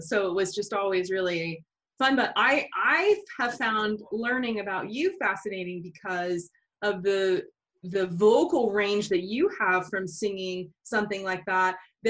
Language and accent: English; Florida, United States; I grew up in Florida, so Disney was, you know, a huge part of my life.